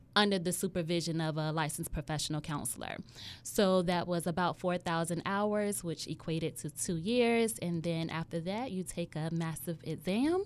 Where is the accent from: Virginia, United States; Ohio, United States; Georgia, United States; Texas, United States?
Virginia, United States; Hampton Roads; I was born and raised in Hampton Roads